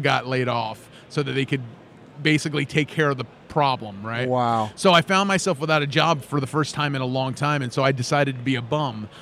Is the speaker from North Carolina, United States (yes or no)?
no; Los Angeles, California, United States; moved away as an adult; also born or lived in Phoenix; now in Lafayette, United States; I'm from Los Angeles. I spent about three and a half years in Phoenix and then ended up in Louisiana